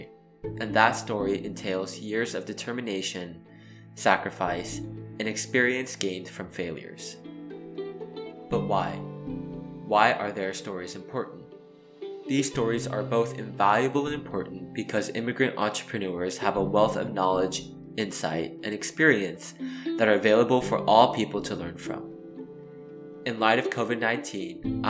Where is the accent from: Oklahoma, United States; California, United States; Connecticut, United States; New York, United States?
California, United States; San Diego; also born or lived in New Jersey; Growing up in San Diego